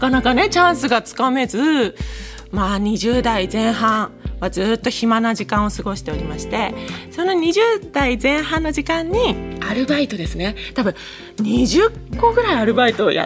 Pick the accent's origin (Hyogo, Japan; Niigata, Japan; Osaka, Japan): Niigata, Japan; それも4年ぐらいやらせていただいてたんですけど地元新潟でそうなんですラジオをやらせていただいてて